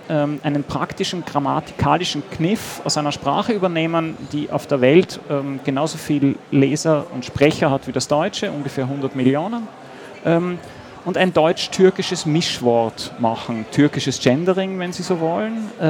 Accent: Austria; Außerdem fand ich als Österreicher das Wort Ausländler einfach hinreißend.

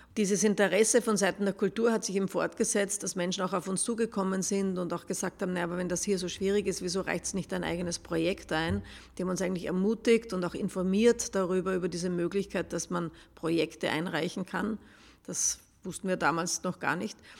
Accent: Upper Austria, Austria; now in Vienna, Austria; ich bin keine Wienerin, komme von, aus Oberösterreich

